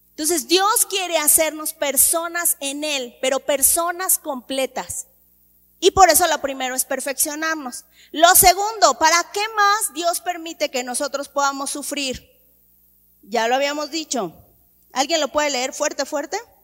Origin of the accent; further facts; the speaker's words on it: Mexico; desde que yo nací hay crisis en mi país. Desde que yo nací. Incluso a mí me tocó que devaluaran el peso mexicano